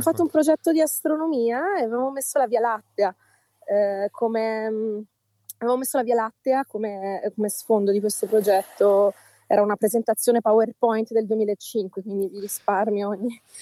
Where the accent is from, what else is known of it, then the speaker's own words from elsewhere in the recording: Melito di Porto Salvo, Calabria, Italy; dopo Melito, uh-huh. che è il mio paese